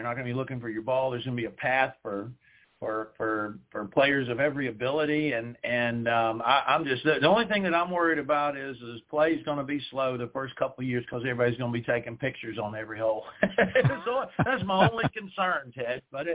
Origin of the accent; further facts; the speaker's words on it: South Carolina, United States; the countryside where I grew up in South Carolina